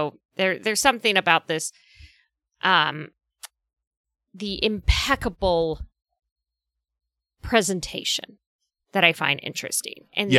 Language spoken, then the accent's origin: English; California, United States; I'm from Southern California. Snow is foreign to me.